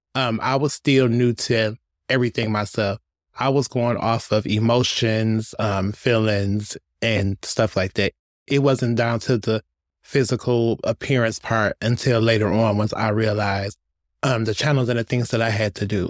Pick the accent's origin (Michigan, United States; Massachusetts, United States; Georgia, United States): Michigan, United States; Detroit; I was born and raised in Detroit